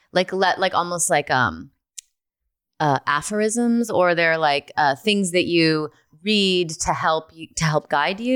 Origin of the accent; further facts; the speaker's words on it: Rockford, Illinois, United States; moved away; I grew up in Rockford, Illinois